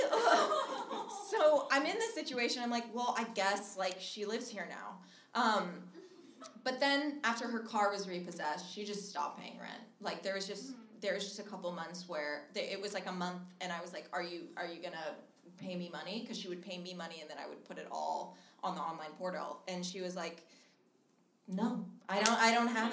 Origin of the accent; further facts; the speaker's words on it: Minnesota, United States; moved away; I'm originally from Minnesota, and I fly home.